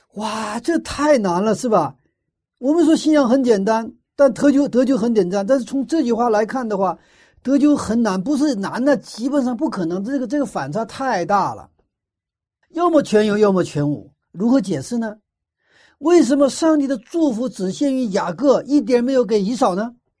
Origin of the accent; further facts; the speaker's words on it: China; 我们中国人